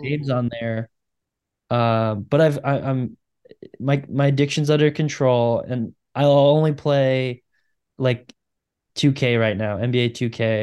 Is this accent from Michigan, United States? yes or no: yes; Michigan, United States; I am from Michigan